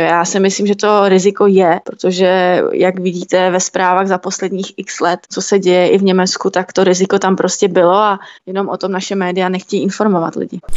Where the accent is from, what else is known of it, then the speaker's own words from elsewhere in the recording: Krupka, Ústí nad Labem Region, Czechia; pocházím z Krupky, kde vlastně jsou problémové lokality a sledovala jsem ty problémy u nás právě v tom městě